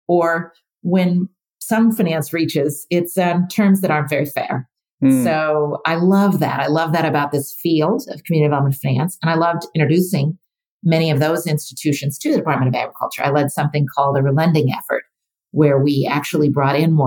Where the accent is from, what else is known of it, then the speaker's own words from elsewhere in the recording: Oregon, United States; moved away; I grew up in Oregon, so very rural state